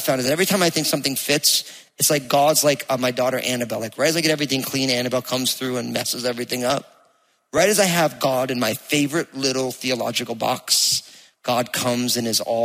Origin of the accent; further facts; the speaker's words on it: New Jersey, United States; accent: Jersey; You hear my Jersey accent coming out